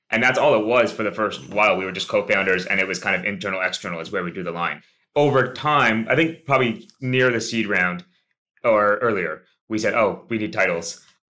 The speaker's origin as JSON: {"language": "English", "town": "Fredericton", "region": "New Brunswick", "country": "Canada", "tie": "born or raised there", "also_born_or_lived": "St. John's, Newfoundland", "moved": "as an adult", "said": "I grew up in Fredericton, New Brunswick, which is another province in Atlantic Canada."}